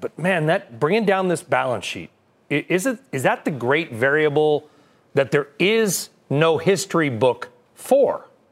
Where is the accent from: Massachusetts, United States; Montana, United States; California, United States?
California, United States; Southern; I'm from Southern California